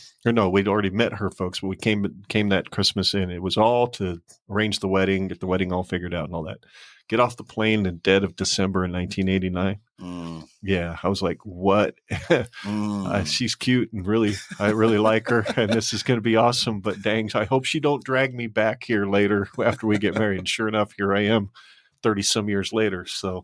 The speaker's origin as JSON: {"language": "English", "region": "Arizona", "country": "United States", "tie": "born or raised there", "moved": "as an adult", "lives_now": "Nebraska, United States", "said": "I'm originally born and raised in Arizona, not far from San Diego. I live maybe 7 hours from San Diego."}